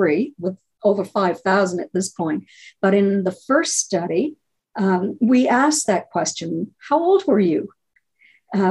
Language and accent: English; New Hampshire, United States; moved away; I grew up in New Hampshire and lived there for years.